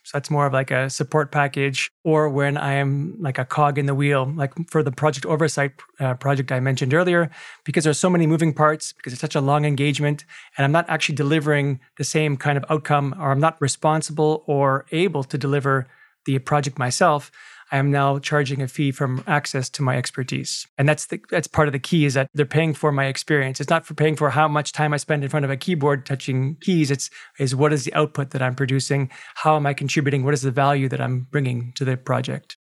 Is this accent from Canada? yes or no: yes; Canada; I have a Canadian passport, of course, because I was born in Canada